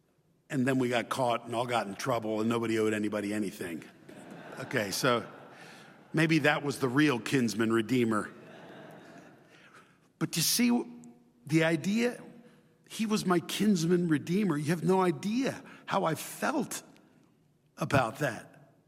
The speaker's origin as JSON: {"language": "English", "country": "Chile", "tie": "born or raised there", "said": "My brothers and I grew up in Chile, and we went to Chilean public schools, and my mom would teach us at home."}